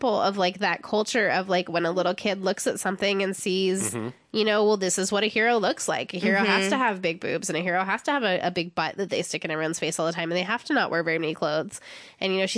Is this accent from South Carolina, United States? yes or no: no; San Diego, California, United States; I cannot speak any Spanish, even though I grew up in San Diego